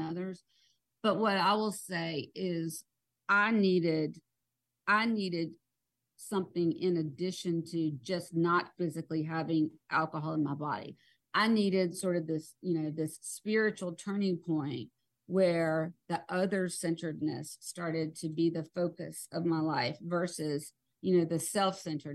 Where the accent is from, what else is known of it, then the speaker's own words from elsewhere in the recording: South Georgia, United States; I'm from South Georgia, and, you know, you don't air your dirty laundry. That was like, you know, what we all grew up